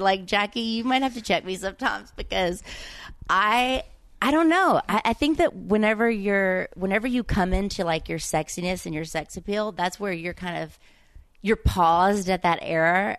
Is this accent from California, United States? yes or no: no; Mississippi, United States; accent: Southern; moved away as an adult; growing up there